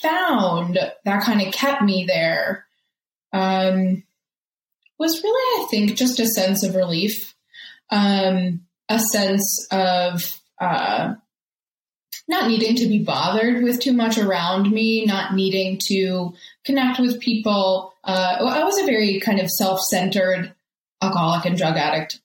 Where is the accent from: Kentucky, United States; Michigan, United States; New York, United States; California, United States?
New York, United States; New York City; moved away as an adult; also born or lived in Scranton, Pennsylvania; now in Denver, United States; I was born in Staten Island, New York, and I lived there until my early 20s